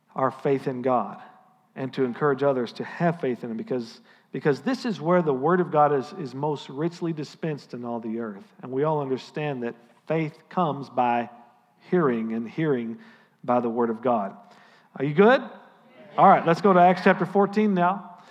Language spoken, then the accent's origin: English; United States; as your pastor and as an American